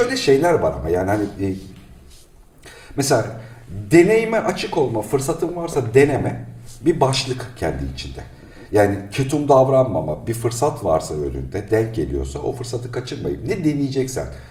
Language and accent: Turkish; Black Sea Region, Turkey; Ben Karadeniz çocuğuyum işte ya 5 yaşından itibaren.